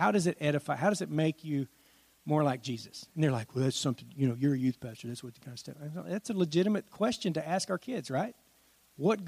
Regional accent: Washington, United States; moved away; I grew up in Washington State

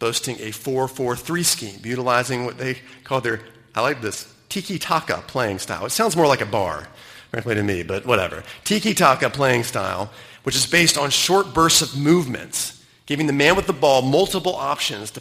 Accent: United States; moved away as an adult; now in Cayman Islands; having grown up in the United States

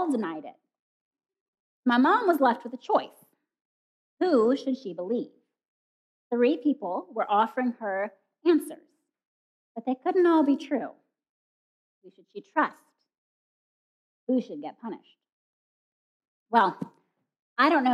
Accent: Kenya; moved away; growing up in Kenya

